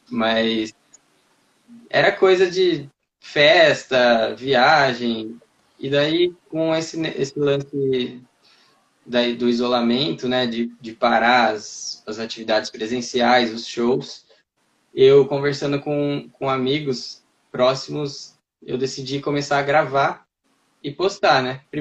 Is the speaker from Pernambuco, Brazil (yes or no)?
no; Piracicaba, São Paulo, Brazil; Eu sou de Piracicaba, do interior Piracicaba. de São Paulo.